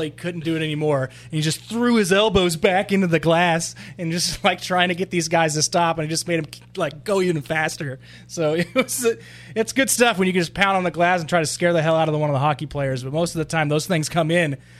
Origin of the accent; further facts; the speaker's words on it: Texas, United States; I am from Texas, but anybody in Dallas is like a uh, continent away from me